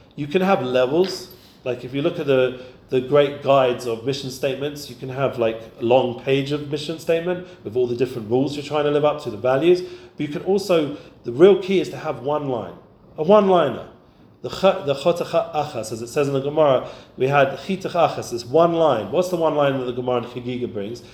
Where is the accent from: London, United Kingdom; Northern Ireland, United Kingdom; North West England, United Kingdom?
London, United Kingdom; when I grew up in London.